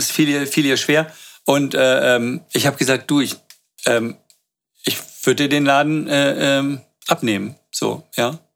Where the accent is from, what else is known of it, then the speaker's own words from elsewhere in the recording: Berlin, Germany; Aber ich bin seit ich fünf bin äh, äh, in Berlin